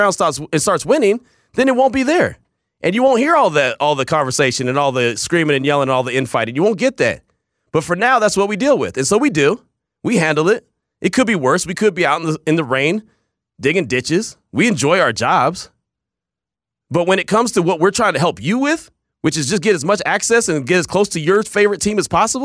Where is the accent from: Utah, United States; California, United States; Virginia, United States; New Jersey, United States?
California, United States; the Bay Area; I grew up in the Bay.